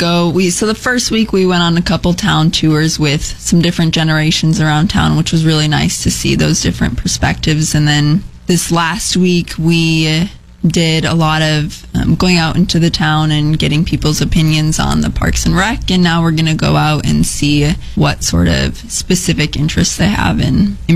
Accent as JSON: {"language": "English", "town": "Cologne", "region": "Minnesota", "country": "United States", "also_born_or_lived": "Lincoln, Nebraska", "moved": "as an adult", "said": "I am from Cologne, Minnesota originally"}